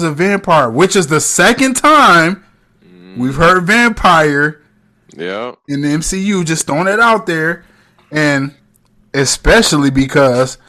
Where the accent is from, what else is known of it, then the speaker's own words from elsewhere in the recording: United States; I'm American.